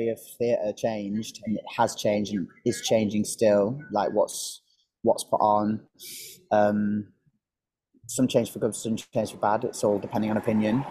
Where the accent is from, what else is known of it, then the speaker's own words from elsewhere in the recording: Manchester, North West England, United Kingdom; I'm from Manchester, and I remember I got taken to Cats as like a present, me and my mum and dad